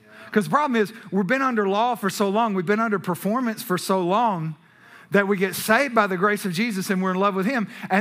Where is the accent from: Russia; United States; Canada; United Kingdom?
United States; Texas; We're from Texas